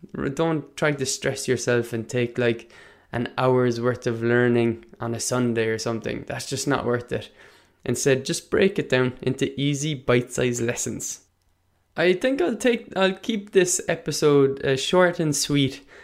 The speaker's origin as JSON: {"language": "English", "region": "Munster", "country": "Ireland", "accent": "Munster", "first_language": "Irish", "said": "my local accent is more of a Munster dialect, more of a Munster accent than anything"}